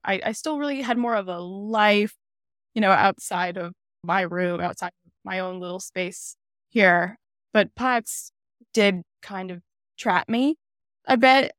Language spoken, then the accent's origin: English; Wolcott, Connecticut, United States; I am from Connecticut. I was born in Connecticut. grew up in Connecticut